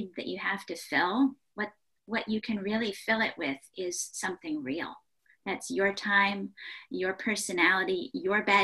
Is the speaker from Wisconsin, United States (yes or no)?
no; Ohio, United States; I grew up in Ohio